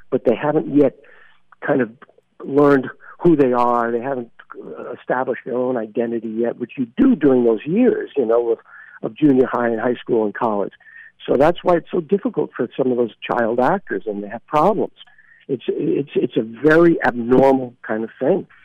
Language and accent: English; Brooklyn, New York, United States; I grew up in Brooklyn, and as we talked about, and I, I thank God that I had a normal childhood, and I went to you know uh, public schools and high school